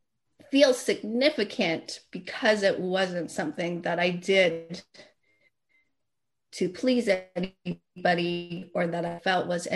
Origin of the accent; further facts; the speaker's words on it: Calgary, Alberta, Canada; now in Los Angeles, United States; musician growing up in Calgary